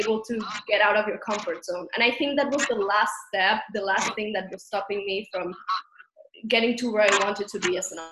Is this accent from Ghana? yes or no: no; Catalonia, Spain; first language Catalan; English is a second language; moved away as an adult; also born or lived in New York City; now in Los Angeles, United States; I grew up in Catalonia, which is a region of Spain that the first language is Catalan